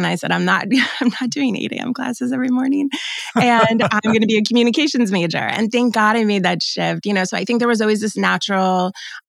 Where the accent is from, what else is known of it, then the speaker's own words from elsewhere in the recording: Pennsylvania, United States; moved away; also born or lived in Hoboken, New Jersey; I grew up in Pennsylvania